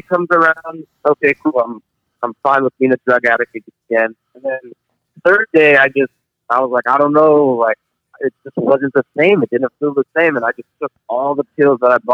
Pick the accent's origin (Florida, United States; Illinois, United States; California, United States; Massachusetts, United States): California, United States; San Jose; I'm from San Jose, California